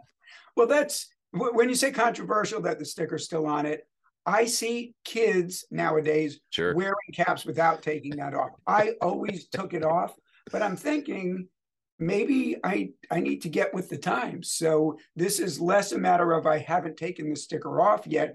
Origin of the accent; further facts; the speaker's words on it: United States; moved away; I'm originally from the New York, New Jersey area